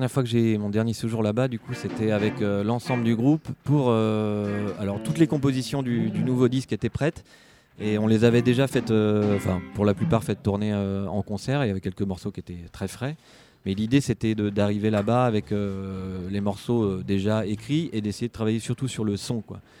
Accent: Brittany, France; j'ai vécu sur Paris pendant pas mal de temps et puis je suis revenu parce que je suis de Bretagne. Et je suis revenu en, Bretagne il y, a, quelques années.

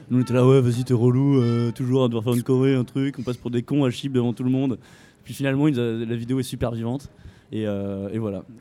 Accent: Aurillac, Auvergne-Rhône-Alpes, France; Ah ben en fait on vient d'Aurillac.

